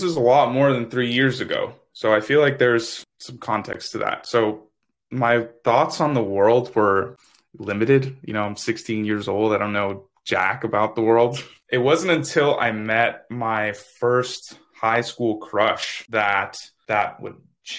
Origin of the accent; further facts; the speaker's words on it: Miami, Florida, United States; now in Tallahassee, United States; I'm from Miami, Florida, currently living in Tallahassee, Florida.